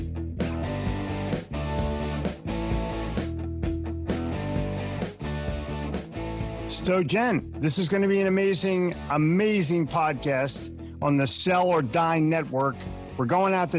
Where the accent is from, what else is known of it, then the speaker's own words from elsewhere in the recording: Philadelphia, Pennsylvania, United States; moved away as an adult; also born or lived in New York City; now in Charlotte, United States; I grew up in Philadelphia